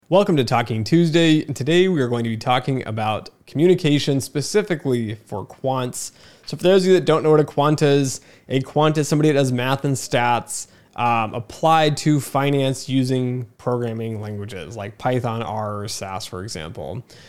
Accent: United States; even as an American

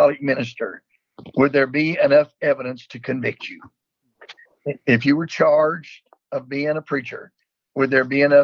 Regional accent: North Carolina, United States; also born or lived in Texas; in the state of North Carolina, where I was born and raised

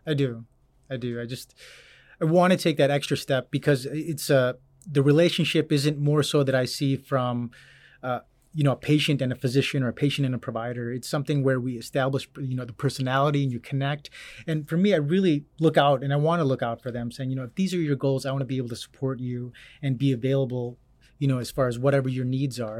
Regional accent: Orland Park, Illinois, United States; moved away as an adult; also born or lived in Arizona; now in Cedar Rapids, United States; originally born and raised, um, in a south suburb of Illinois

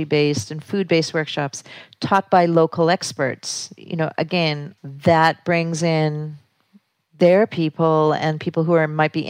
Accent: Canada; also born or lived in New York City, United States / Sullivan County, New York, United States; now in Damascus, Pennsylvania, United States; I come from Canada, moved to New York City, and then started operating a theater in Sullivan County, New York

